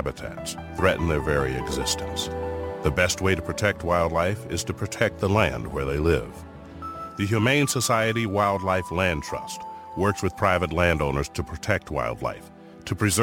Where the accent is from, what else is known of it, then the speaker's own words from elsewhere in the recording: Ohio, United States; I grew up in the beautiful rural countryside of Ohio